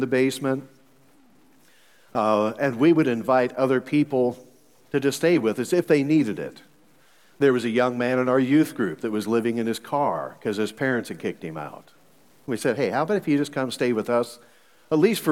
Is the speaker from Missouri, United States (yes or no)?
yes; Missouri, United States; I'm from Missouri. So in Missouri, we've got three different ways of saying y'all